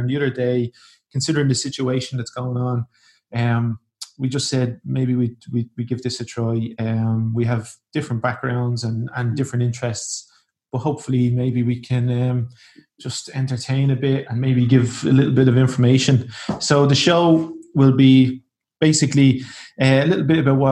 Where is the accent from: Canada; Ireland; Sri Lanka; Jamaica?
Ireland; now in Portugal; I'm proud to be Irish